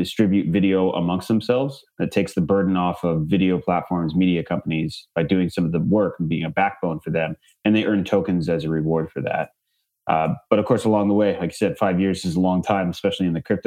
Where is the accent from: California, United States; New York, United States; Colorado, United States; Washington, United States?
California, United States; Bay Area; I grew up in the Bay Area